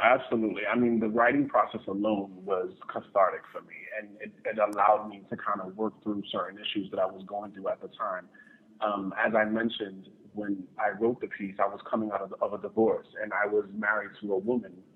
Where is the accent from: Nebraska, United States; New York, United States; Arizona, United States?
New York, United States; New York City; I'm originally from New York City, the South Bronx